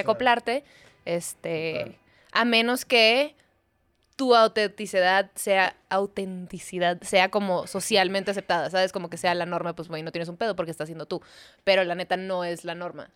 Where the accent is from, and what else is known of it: Mexico; also born or lived in Chicago